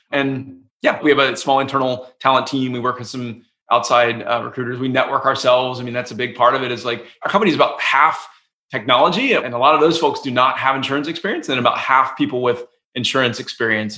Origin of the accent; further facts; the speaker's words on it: Atlanta, Georgia, United States; moved away as an adult; also born or lived in Durham, North Carolina / Boston, Massachusetts; I grew up in Atlanta, Georgia.